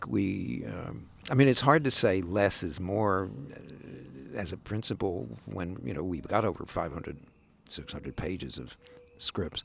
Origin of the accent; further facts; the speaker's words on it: New Jersey, United States; I grew up in Jersey